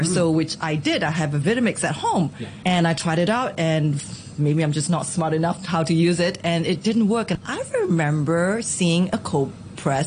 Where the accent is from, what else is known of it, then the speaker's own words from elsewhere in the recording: Singapore; moved away as an adult; now in Hong Kong; Being Singaporean, Southeast Asians